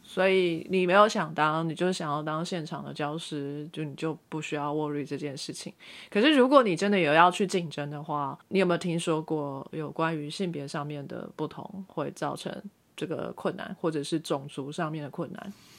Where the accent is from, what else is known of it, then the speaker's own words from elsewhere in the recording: Taiwan; moved away as an adult; now in United States; 我就是台湾的国民